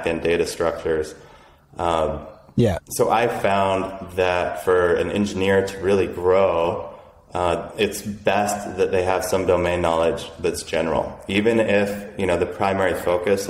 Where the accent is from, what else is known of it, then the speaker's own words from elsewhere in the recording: Boulder, Colorado, United States; I grew up in Boulder